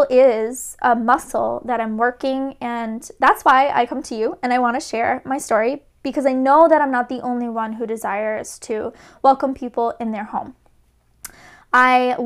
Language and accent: English; Rhode Island, United States; moved away as an adult; now in Boston, United States; I grew up in Rhode Island, the best little ocean state ever.